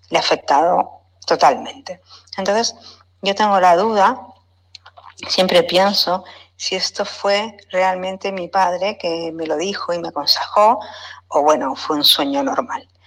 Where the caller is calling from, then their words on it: Barcelona, Catalonia, Spain; Hola, Miquel y Lola … de Barcelona y sigo su programa y me gusta mucho.